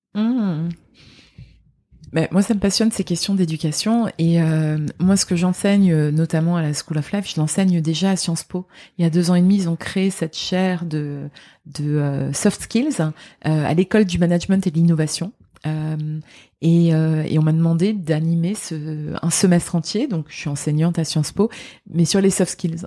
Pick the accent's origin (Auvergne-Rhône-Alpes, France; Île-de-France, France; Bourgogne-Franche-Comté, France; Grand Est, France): Grand Est, France; Lorraine; moved away; also born or lived in Dubai; je suis Lorraine.